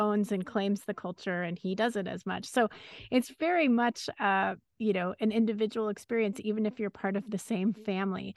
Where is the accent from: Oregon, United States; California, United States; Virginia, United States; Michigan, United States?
California, United States; Los Angeles; I grew up in Los Angeles